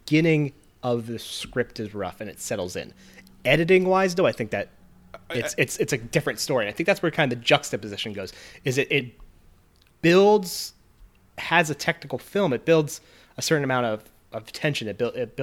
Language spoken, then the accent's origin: English; West Coast, United States; I'm from the West Coast